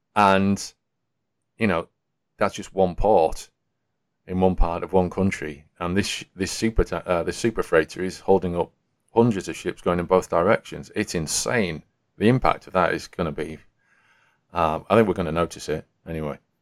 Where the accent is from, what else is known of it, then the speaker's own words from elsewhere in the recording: Yorkshire and the Humber, United Kingdom; as a Yorkshireman